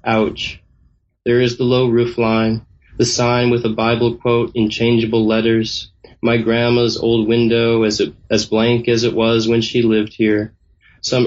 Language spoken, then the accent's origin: English; Northfield, Minnesota, United States; moved away; my hometown, which is Northfield, Minnesota